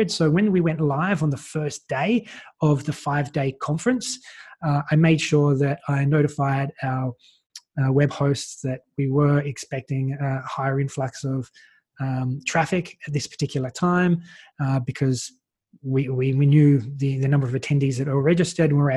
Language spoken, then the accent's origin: English; Australia; And so, as an Australian, I was like, well, how can I get access to some of these speakers